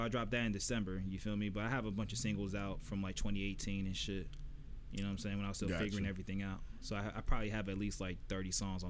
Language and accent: English; Florida, United States; I'm from Florida